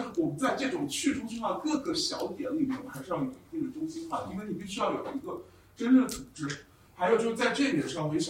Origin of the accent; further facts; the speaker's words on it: China; now in United States; 那其实我们在海外有一点，就是我们作为华人、中国人，经常把我们割离于美国社会。